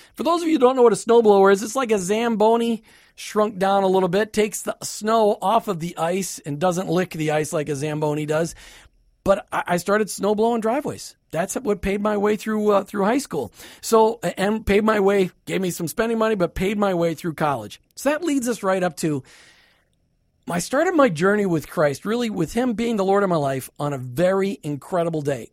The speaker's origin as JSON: {"language": "English", "region": "Minnesota", "country": "United States", "tie": "born or raised there", "moved": "yes", "lives_now": "Tampa Bay, United States", "said": "I grew up in a typical suburban home in Minnesota."}